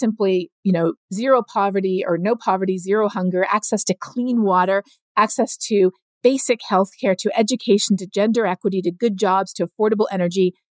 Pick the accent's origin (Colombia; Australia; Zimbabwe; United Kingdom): Colombia; also born or lived in Canada; I grew up both in Canada as well as in Colombia. We moved down there when I was 9 years old